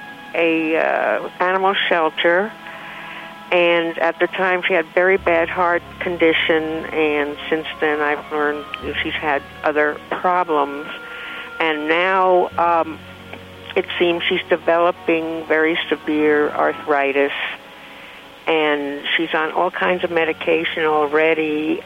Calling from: South Lake Tahoe, California, United States; South Lake Tahoe, California.

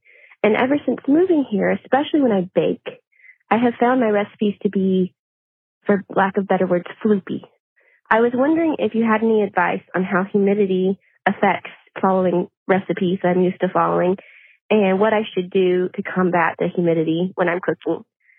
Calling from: Baton Rouge, Louisiana, United States; I'm calling from Baton Rouge, Louisiana.

